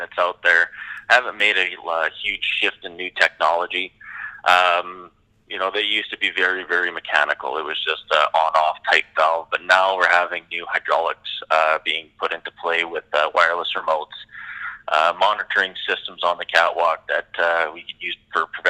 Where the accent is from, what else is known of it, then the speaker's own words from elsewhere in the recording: Canada; we are Canadian